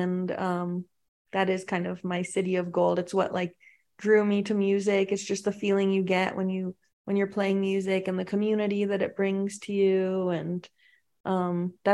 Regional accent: Palo Alto, California, United States; now in Tennessee, United States; I'm from Palo Alto, and my first show ever was at a pizza store down the road from my house

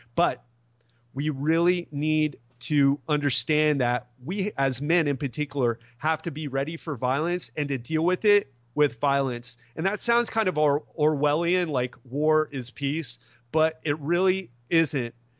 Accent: Miami, Florida, United States; I'm from Miami, I moved to Miami Beach

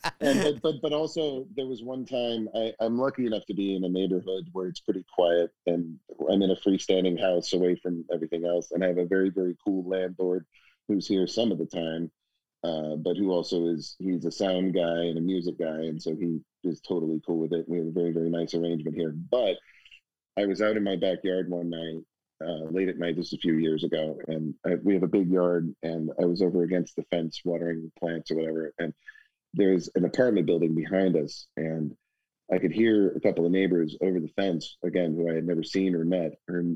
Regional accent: Houston, Texas, United States; I was also lucky growing up in Houston

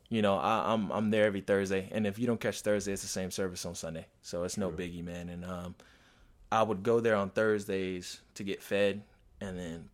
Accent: Miami, Florida, United States; From Miami, actually.

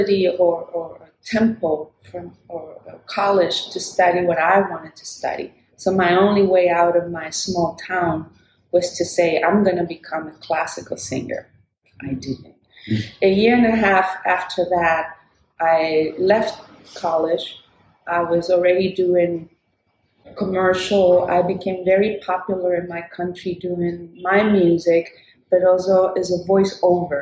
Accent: Chile; now in Brooklyn, United States; born in Chile, a tiny little country in South America. I was raised in a dictatorship

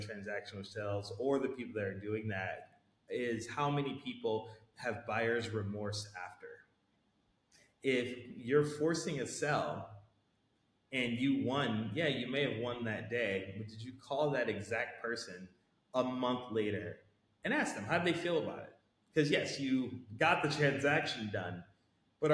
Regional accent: United States; I'm American, and I'm probably one of the few Americans in the whole organization

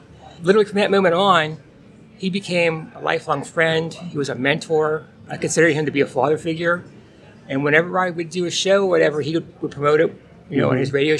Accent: Pittsburgh, Pennsylvania, United States; I'm from Pittsburgh

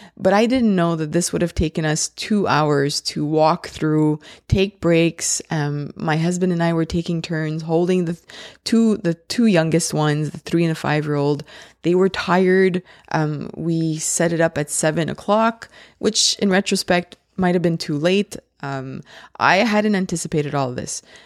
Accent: Laval, Quebec, Canada; I'm from Laval, uh, in the province of Quebec, and that's in Canada.

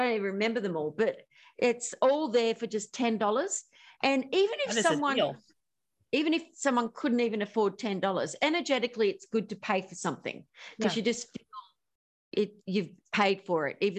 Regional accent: Australia; I'm Australian.

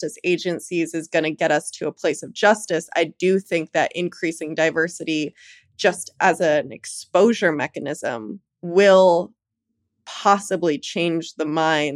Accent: New York City, New York, United States; grew up in New York City. I grew up in Manhattan and Brooklyn.

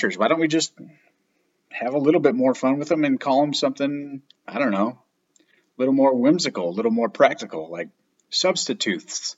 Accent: Michigan, United States; moved away; Where I grew up in Michigan

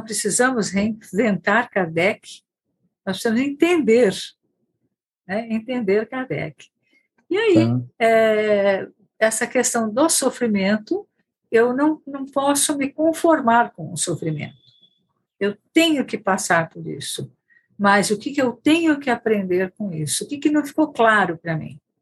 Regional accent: Bauru, São Paulo, Brazil; eu não sou de São Paulo, né, da cidade de São Paulo, mas sim do interior, de uma cidade Bauru

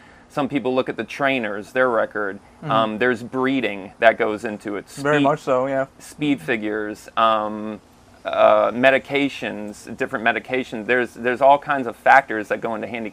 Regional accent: Sarasota, Florida, United States; also born or lived in Orlando; I grew up in Sarasota

